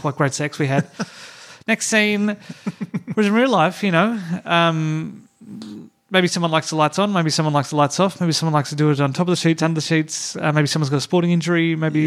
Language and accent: English; Hobart, Tasmania, Australia; moved away; I grew up in Tassie, but I didn't grow up in a small town. We were in the we were in the suburbs, mm. maybe 15 minutes drive from the city